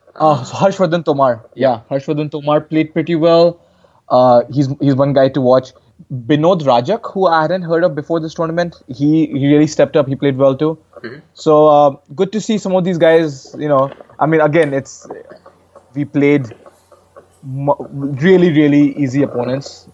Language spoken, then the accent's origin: English; Varanasi, Uttar Pradesh, India; my hometown in Varanasi